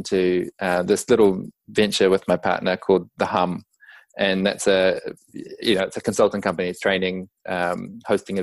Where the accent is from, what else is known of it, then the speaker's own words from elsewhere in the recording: New Zealand; as your listeners may have picked up already from my accent, I'm from New Zealand, Aotearoa